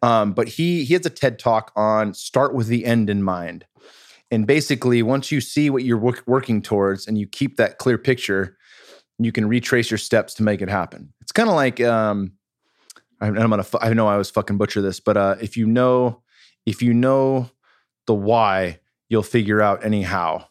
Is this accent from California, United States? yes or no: yes; Bay Area, California, United States; I'm from the Bay Area